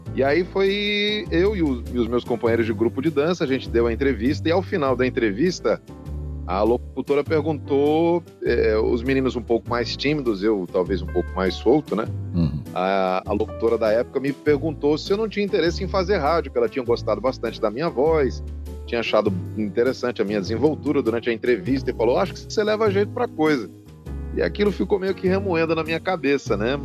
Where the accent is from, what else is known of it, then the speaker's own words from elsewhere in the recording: São Caetano do Sul, São Paulo, Brazil; also born or lived in Sousa, Paraíba; now in Salvador, Brazil; Eu sou de São Paulo, de São Caetano do Sul